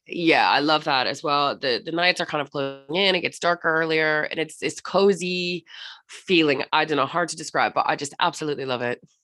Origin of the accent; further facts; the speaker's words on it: Florida, United States; now in London, United Kingdom; I'm from Florida originally